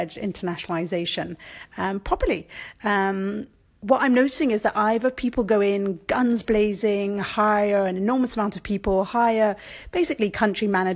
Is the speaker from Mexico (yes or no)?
no; Brussels, Brussels-Capital Region, Belgium; moved away as an adult; also born or lived in France; now in London, United Kingdom; I was born in France. I grew up in Brussels, which is another fantastic and fascinated, decentralized and fragmented country in itself. And I'm British by passport